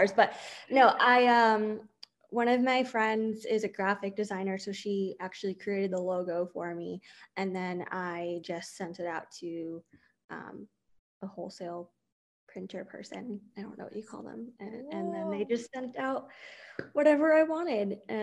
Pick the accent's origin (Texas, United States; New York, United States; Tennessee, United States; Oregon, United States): New York, United States; New Rochelle; now in Boca Raton, United States; I grew up in New York, and the area that I grew up in was predominantly Jewish area